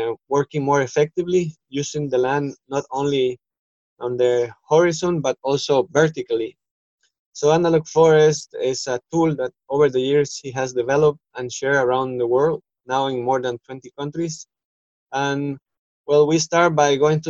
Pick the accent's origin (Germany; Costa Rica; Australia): Costa Rica; moved away as an adult; now in Ecuador; I am originally from Costa Rica in Central America